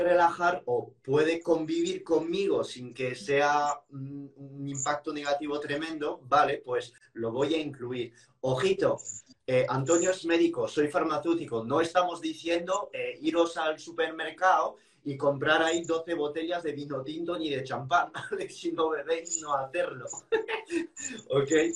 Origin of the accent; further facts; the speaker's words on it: France; moved away; soy un francés y que siempre he vivido esto con carne y pescado